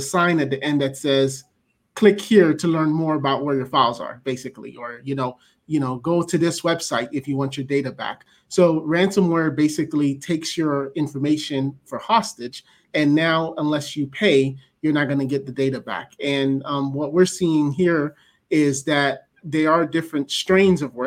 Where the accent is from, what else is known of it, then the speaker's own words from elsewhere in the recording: Miami, Florida, United States; born and raised in Miami, Florida